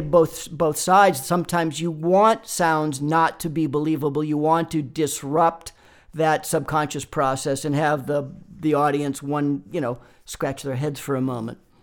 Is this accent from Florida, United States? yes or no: no; Boston, Massachusetts, United States; moved away as an adult; now in Los Angeles, United States; I grew up in Boston, Massachusetts